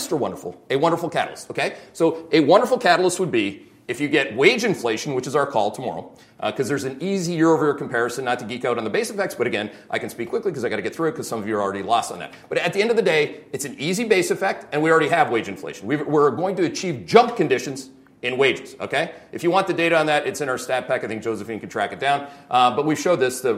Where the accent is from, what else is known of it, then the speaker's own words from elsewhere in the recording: Canada; I'm Canadian